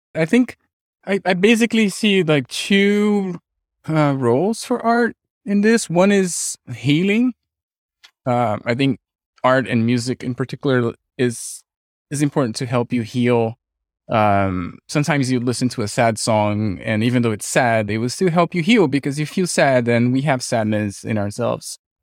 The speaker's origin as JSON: {"language": "English", "country": "Brazil", "tie": "born or raised there", "moved": "yes", "lives_now": "California, United States", "said": "I'm from Brazil. We had a military dictatorship when I was growing up"}